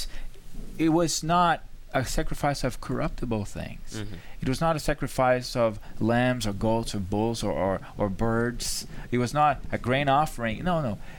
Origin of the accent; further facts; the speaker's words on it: Brazil; moved away; I'm from Brazil